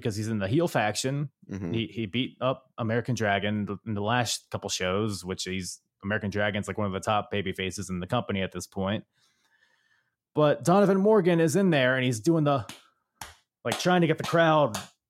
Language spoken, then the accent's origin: English; Philippines; Couldn't think of I'm a Filipino and I couldn't think of any breakdancing.